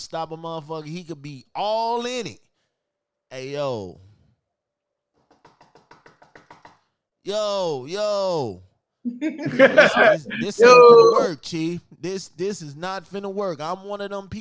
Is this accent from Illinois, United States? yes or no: yes; Chicago, Illinois, United States; I'm from Chicago, and I'm probably the only dude from Chicago that don't dance, that don't footwork